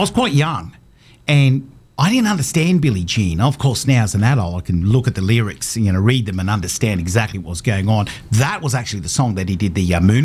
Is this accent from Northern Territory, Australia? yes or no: yes; Northern Territory, Australia; I grew up in the Territory, which is the best place to grow up when you're a young boy